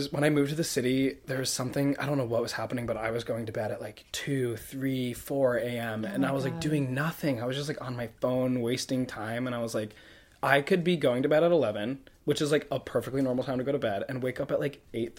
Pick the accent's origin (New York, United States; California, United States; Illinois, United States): New York, United States; upstate; born or raised there; now in New York City, United States